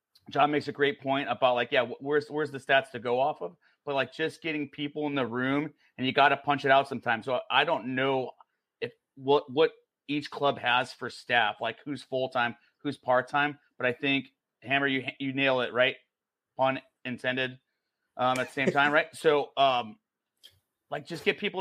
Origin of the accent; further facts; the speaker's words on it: Midwest, United States; I grew up in the Midwest